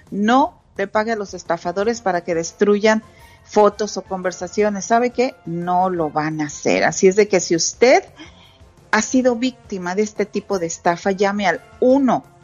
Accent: Santa Catarina, Nuevo León, Mexico; Ay, Alex, me transportaste a mi pueblito, Santa Catarina, Nuevo León, cuando había la kermés

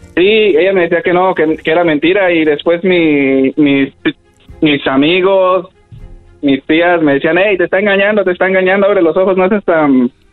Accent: Michoacán, Mexico; yo soy de, bueno, somos de ahí de Michoacán

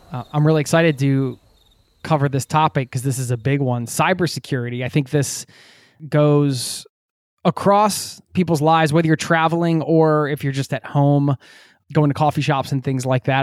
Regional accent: outside Philadelphia, Pennsylvania, United States; I grew up outside of Philadelphia, north of the city

